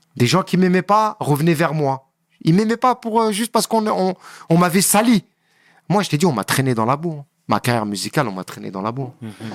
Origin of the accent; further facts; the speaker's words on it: Le Kremlin-Bicêtre, Île-de-France, France; je suis du Kremlin